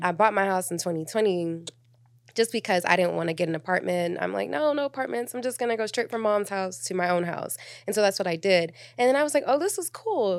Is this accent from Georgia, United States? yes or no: yes; Atlanta, Georgia, United States; also born or lived in New York / Miami; I'm from Atlanta, um, but I was born in New York. I was raised in Miami, in Atlanta